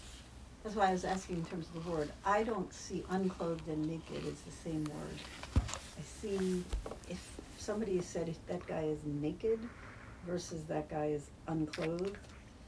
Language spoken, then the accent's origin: English; New England, United States; I grew up in New England